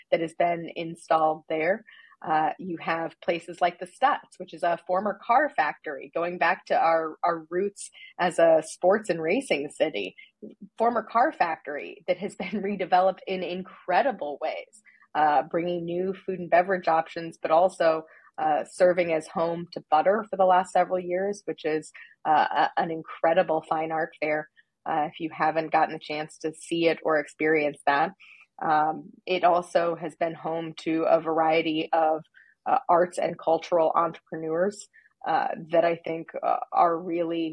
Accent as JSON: {"language": "English", "town": "Terre Haute", "region": "Indiana", "country": "United States", "tie": "born or raised there", "moved": "as an adult", "lives_now": "Indianapolis, United States", "said": "I grew up in Terre Haute, which is about an hour and a half southwest of Indianapolis."}